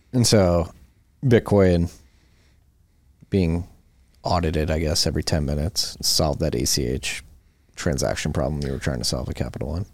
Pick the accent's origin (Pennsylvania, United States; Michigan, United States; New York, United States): Pennsylvania, United States; Philadelphia; we're both from Philadelphia